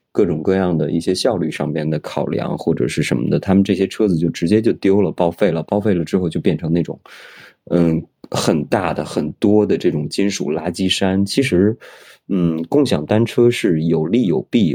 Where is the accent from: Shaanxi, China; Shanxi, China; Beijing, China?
Beijing, China; moved away as an adult; now in Shanghai, China; 因为我本来我是一个北京人